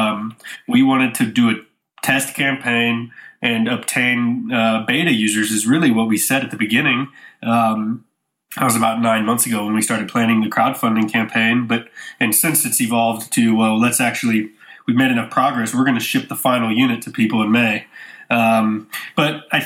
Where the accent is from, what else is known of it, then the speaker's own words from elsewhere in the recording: St. Louis, Missouri, United States; I grew up in St. Louis, Missouri